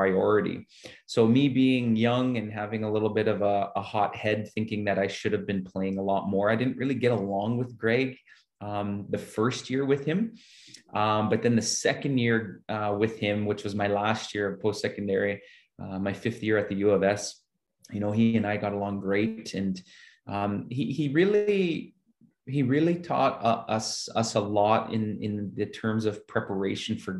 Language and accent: English; Saskatoon, Saskatchewan, Canada; the community that I grew up here in Saskatoon